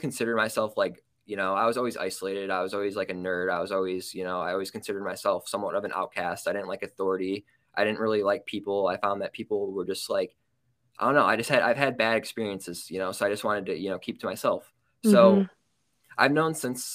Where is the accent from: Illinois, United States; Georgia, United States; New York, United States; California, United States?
Illinois, United States; I was born in Illinois